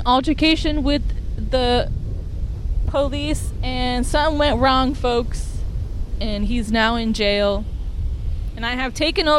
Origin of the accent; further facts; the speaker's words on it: California, United States; I am from California, okay? Like, I don't know, pretending to podcast, talking to myself, quite literally, is the most Californian thing that I could possibly do.